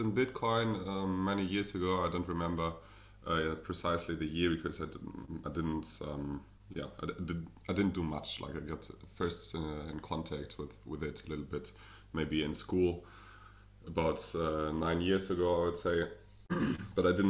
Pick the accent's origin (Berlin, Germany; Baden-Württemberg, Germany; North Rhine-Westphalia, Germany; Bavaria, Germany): Berlin, Germany; accent: German; English is a second language; I'm German, as you can hear probably from my accent. I'm from Berlin, the capital